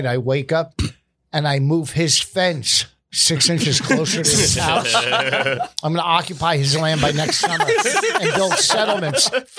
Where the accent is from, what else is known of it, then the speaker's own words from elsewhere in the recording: Plainfield, New Jersey, United States; I grew up in Plainfield.